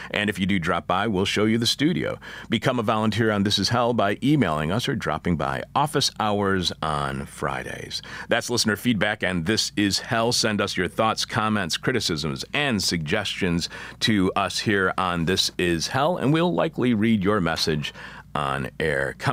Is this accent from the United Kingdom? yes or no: yes; United Kingdom; now in Italy; I'm a Brit in Italy and have no idea if I can be of service to you